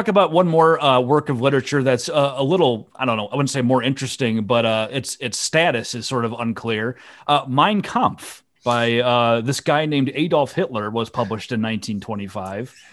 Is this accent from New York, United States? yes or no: no; Iowa, United States; I'm from Iowa.